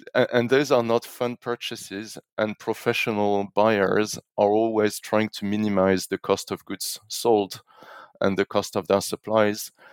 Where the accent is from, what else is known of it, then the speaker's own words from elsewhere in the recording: France; moved away; also born or lived in London / Zurich; a French national